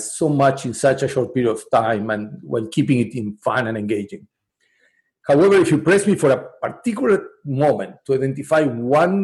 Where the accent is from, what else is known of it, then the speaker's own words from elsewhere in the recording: Uruguay; moved away; I come from a country where tango is as big as Argentina, and Uruguay is big in tango